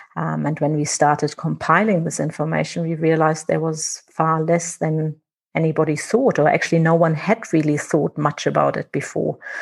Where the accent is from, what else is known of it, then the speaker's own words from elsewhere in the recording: Germany; accent: German; now in Windhoek, Namibia; I'm not Namibian, I'm German.